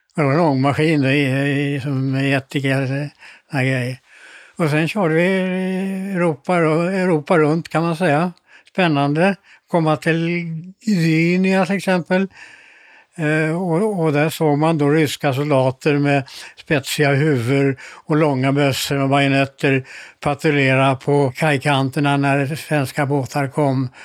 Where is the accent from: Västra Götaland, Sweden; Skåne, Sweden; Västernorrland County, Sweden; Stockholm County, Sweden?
Stockholm County, Sweden; Stockholm; moved away; also born or lived in Malmö; På Karlavägen 64 i eh, Stockholm